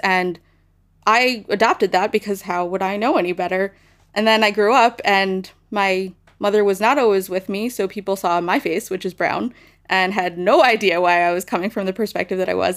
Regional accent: United States; as American Jews

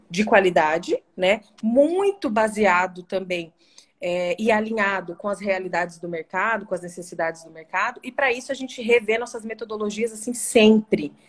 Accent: Dourados, Mato Grosso do Sul, Brazil; also born or lived in Cuiabá, Mato Grosso; eu saí de Dourados para fazer esse curso, aqui em Dourados, na Unigran

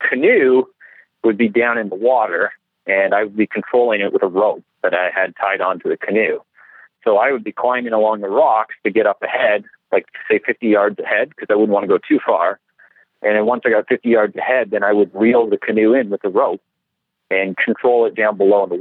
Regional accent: Canada; I'm Canadian

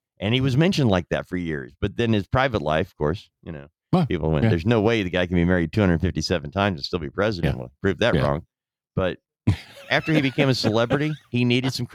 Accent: United States; as an American citizen

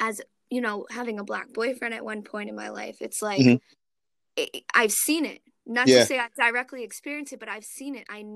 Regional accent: Philadelphia, Pennsylvania, United States; now in Poughkeepsie, United States; I'm originally from Philadelphia. I'm currently located in upstate New York

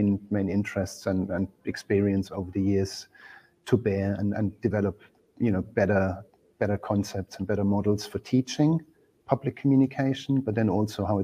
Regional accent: Germany; moved away as an adult; now in London, United Kingdom; I'm originally from Germany. I've lived in the UK for 21 years in London.

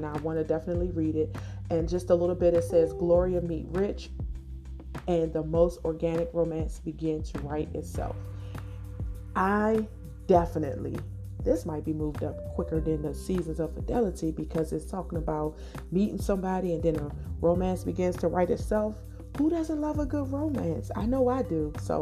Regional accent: Washington, District of Columbia, United States; I was born and raised in Washington, D.C.

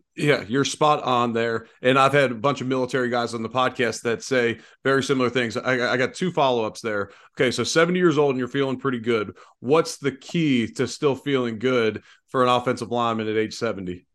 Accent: Cincinnati, Ohio, United States; growing up in Cincinnati

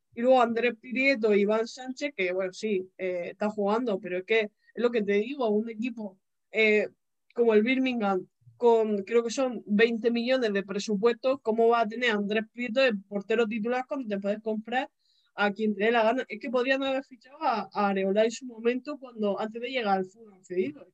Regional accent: Region of Murcia, Spain; yo soy de, de Murcia

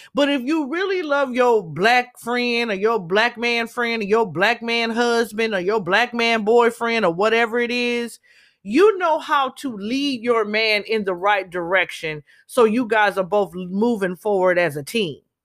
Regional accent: Southern California, United States; also born or lived in Los Angeles; I'm born and raised in Cali all my life. Grew up all over Southern California

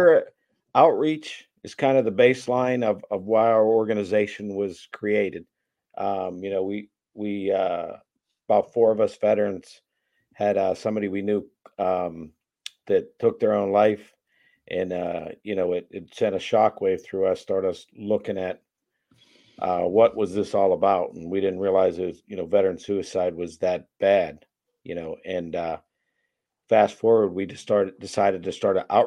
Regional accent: Pittsburgh, Pennsylvania, United States; also born or lived in Boston, Massachusetts; I was born in Boston. My dad's family's all from Boston, but we left there at a real young age, moved to the Pittsburgh area

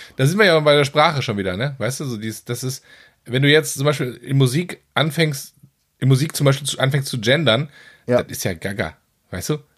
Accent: North Rhine-Westphalia, Germany; als Westfale

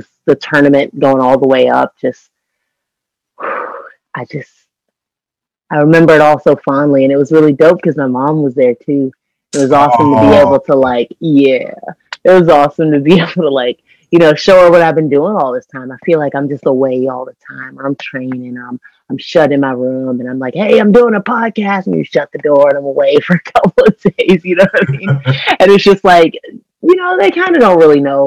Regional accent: Washington, District of Columbia, United States; moved away as an adult; also born or lived in Orlando, Florida; in DC, you know, in my hometown

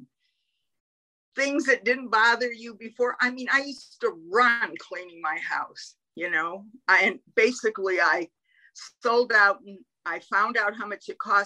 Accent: Albuquerque, New Mexico, United States; also born or lived in Detroit, Michigan; I was born in Detroit, Michigan, but I grew up in Albuquerque

